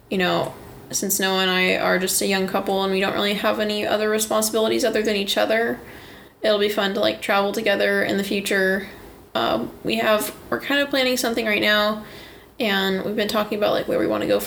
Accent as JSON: {"language": "English", "town": "Gig Harbor", "region": "Washington", "country": "United States", "tie": "born or raised there", "also_born_or_lived": "Port Orchard", "said": "I grew up in Gig Harbor and Port Orchard, uh, and my family moved about."}